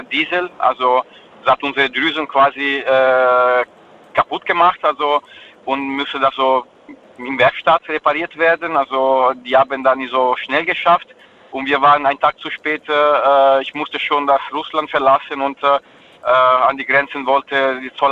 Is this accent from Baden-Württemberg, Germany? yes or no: yes; Mannheim, Baden-Württemberg, Germany; ich bin äh, ja aus Mannheim.